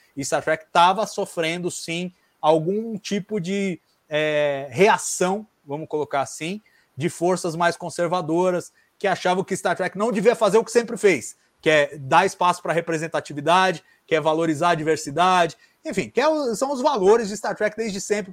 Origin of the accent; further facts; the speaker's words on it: Brazil; Nós somos brasileiros